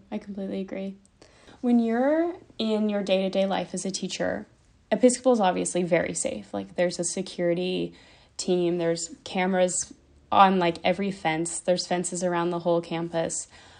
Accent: Sewanee, Tennessee, United States; now in Nashville, United States; So I live in Nashville now, but I grew up in Sewanee, which is an hour and a half south of Nashville in Tennessee.

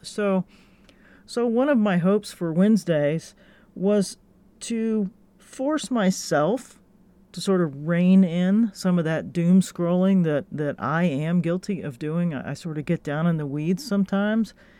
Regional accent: Gainesville, Florida, United States; my hometown, Gainesville, Florida

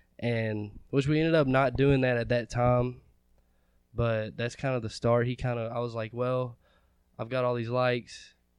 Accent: Litchfield, Kentucky, United States; Litchfield, Kentucky.

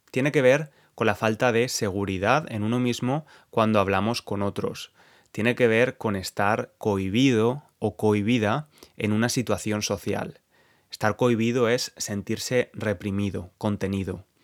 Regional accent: Spain; El caso es que éramos cuatro nativos, incluyendo a mi novio y luego yo, que soy español.

